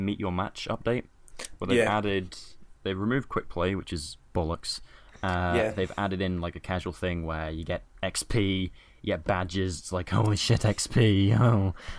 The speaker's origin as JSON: {"language": "English", "country": "United Kingdom", "said": "I'm British."}